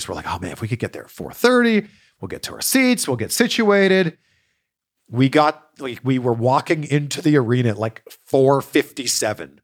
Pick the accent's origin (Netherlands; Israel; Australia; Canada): Canada; Pickering, Ontario; Pickering, my hometown